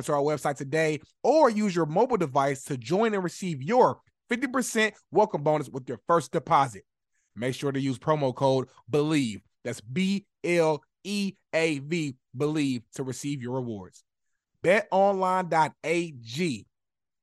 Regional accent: Indianapolis, Indiana, United States; moved away as an adult; now in Los Angeles, United States; I live in L.A. now, but I'm a Rizzy from Indianapolis, Indiana, born and raised, 317 Far East Side

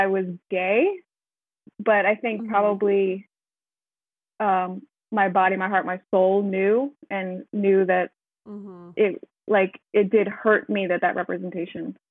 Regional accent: United States; now in Netherlands; I'm living in the Netherlands, but I am American

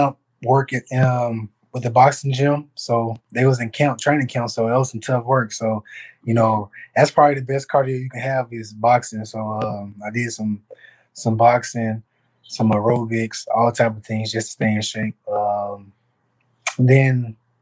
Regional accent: Little Rock, Arkansas, United States; I'm from Little Rock, Arkansas. I had both of my parents, they did a great job of raising me

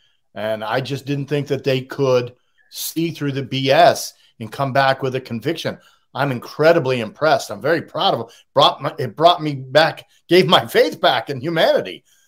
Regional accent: Boston, Massachusetts, United States; accent: Boston; moved away as an adult; also born or lived in the South; now in Charleston, United States; I'm a Bostonian by birth, but I've spent the last 40 years south of the Mason-Dixon line. So I've lived in the South longer than I lived in the North.

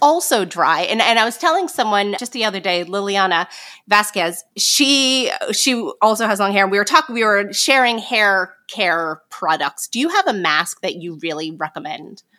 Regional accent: New York, United States; I'm from New York

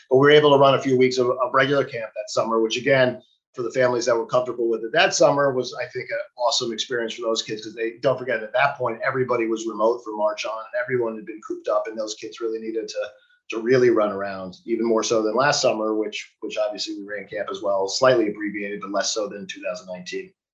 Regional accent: New York City, New York, United States; also born or lived in New England; I grew up in Manhattan

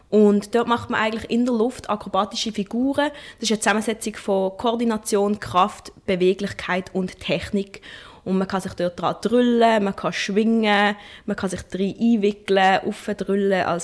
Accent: Basel, Basel-Stadt, Switzerland; born there; ist es besonders natürlich eine große Freude, dass das in Basel stattfindet, weil das ist die Stadt, wo ich geboren bin

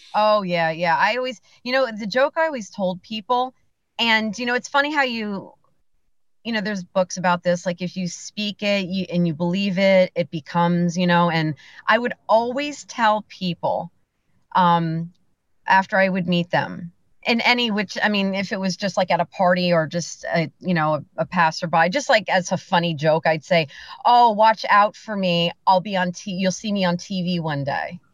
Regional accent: Bethlehem, Pennsylvania, United States; born or raised there; also born or lived in Macungie, Pennsylvania

